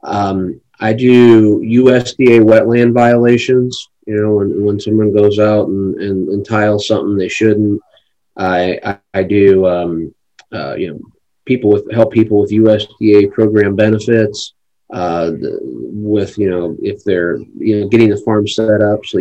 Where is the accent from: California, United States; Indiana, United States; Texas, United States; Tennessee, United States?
Indiana, United States; LaGrange County, northeast; I grew up in LaGrange County, which is northeast Indiana.